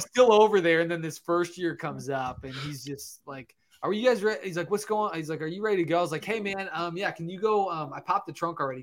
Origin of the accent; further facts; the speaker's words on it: Michigan, United States; I'm actually from Michigan.